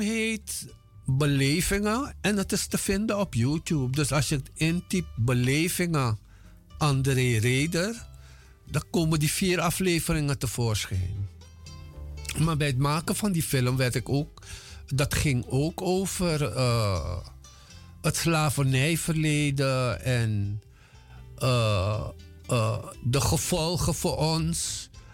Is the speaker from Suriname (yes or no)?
yes; Paranam, Para, Suriname; moved away as an adult; also born or lived in Moengo / Paramaribo; now in Netherlands; ik ben in 1954 geboren op Mungo. Daar heb ik tot mijn zesde jaar gewoond. En daarna zijn we verhuisd twee jaartjes naar Paramaribo en daarna naar Paranam, waar ik gewoond heb tot mijn achttiende